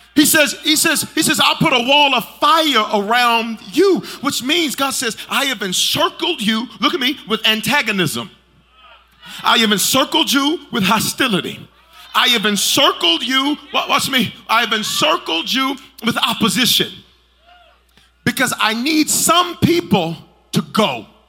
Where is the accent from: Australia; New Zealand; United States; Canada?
United States; Memphis, Tennessee; moved away; also born or lived in Colorado; I'm from South Memphis